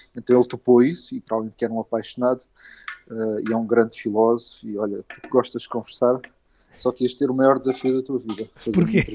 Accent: Olhão, Algarve, Portugal; now in Lisbon, Portugal; eu vim para Lisboa, sou de Olhão

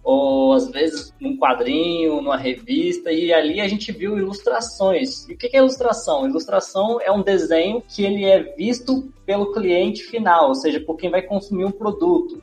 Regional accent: Brasília, Federal District, Brazil; eu não nasci em Brasília, mas eu fui criado em Brasília

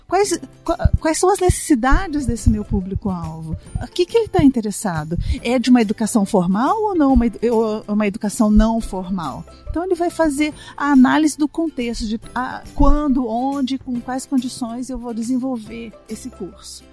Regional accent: Itajubá, Minas Gerais, Brazil; eu sou de Itajubá, essa cidade no sul de Minas.

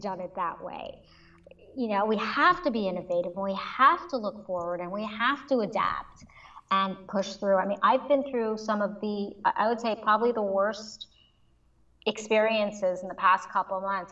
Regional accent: Montreal, Quebec, Canada; moved away as an adult; also born or lived in New York, United States; my home I was born and raised in Montreal.

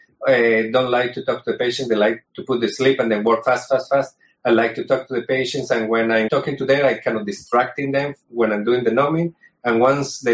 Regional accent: Colombia; also born or lived in New York, United States; now in United States; I'm originally from Colombia, but I did my surgical training here in the United States

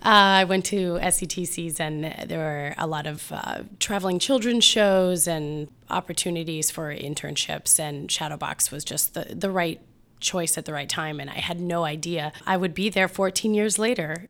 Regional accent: Mansfield, Ohio, United States; also born or lived in Columbus, Ohio; I grew up in Mansfield, Ohio

